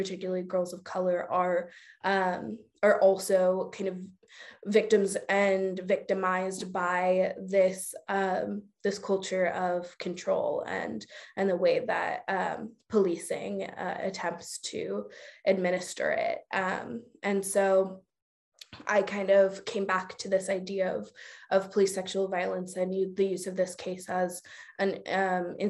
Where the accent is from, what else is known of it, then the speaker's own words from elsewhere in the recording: Oakland, California, United States; I was born and raised in Oakland. I still live in Oakland